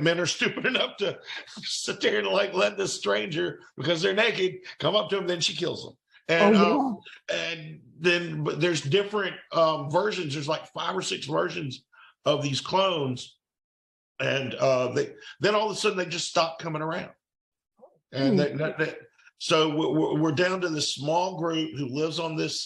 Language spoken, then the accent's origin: English; Fairhope, Alabama, United States; I based mine in my hometown